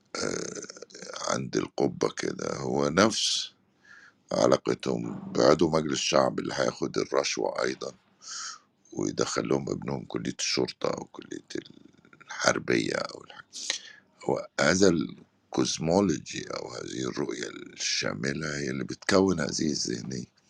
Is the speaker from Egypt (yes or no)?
yes; Upper Egypt, Egypt; اتربيت انا في الفتره اللي البنت في الصعيد